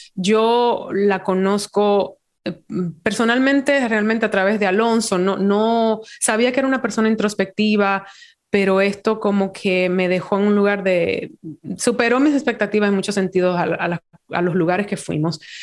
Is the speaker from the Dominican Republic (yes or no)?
yes; Dominican Republic; moved away; also born or lived in New York; me trajo de vuelta como a trabajar en, Santo Domingo